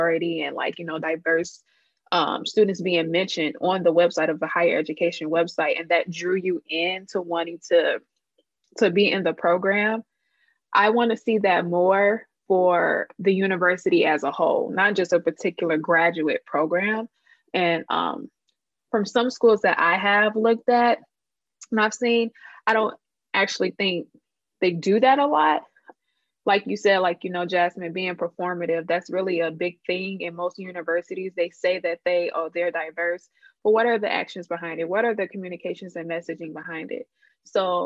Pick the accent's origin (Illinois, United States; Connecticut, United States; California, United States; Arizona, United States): Illinois, United States; Chicago; also born or lived in Georgia; I'm from Chicago and I went to undergrad in Georgia. So a part of me choosing Loyola was because I wanted to come back home